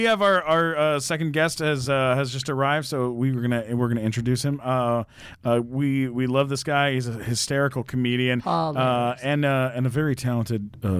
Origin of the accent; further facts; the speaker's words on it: Florida, United States; I'm from Florida.